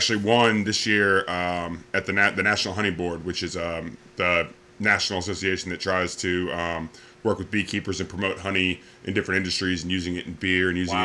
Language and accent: English; Laurinburg, North Carolina, United States; also born or lived in Michigan / Ohio / Greenville, North Carolina / Raleigh, North Carolina; I was born in Michigan and lived there in Ohio until I was 9. My family moved down here for jobs. We actually I lived in Laurinburg, North Carolina